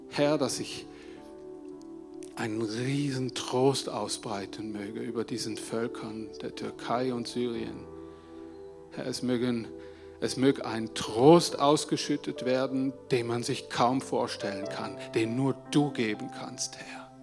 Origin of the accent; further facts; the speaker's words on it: Switzerland; ein Ausmaß, die wir uns als Schweizer vielleicht gar nicht so vorstellen können.